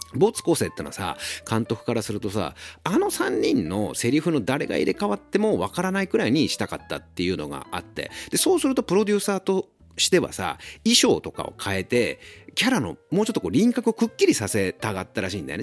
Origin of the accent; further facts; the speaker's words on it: Ageo, Saitama, Japan; 俺も埼玉県民だし、僕は上尾っていうところの出身なんだけど